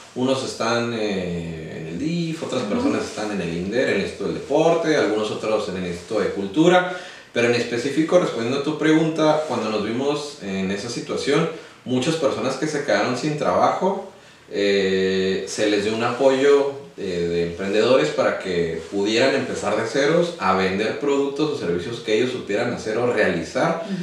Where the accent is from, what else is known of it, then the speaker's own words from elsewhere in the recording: Playas de Rosarito, Baja California, Mexico; also born or lived in Mexico City; Llegué, a, llegué como a los 10, 9 años yo creo a Playas de Rosarito. Aquí nos quedamos a vivir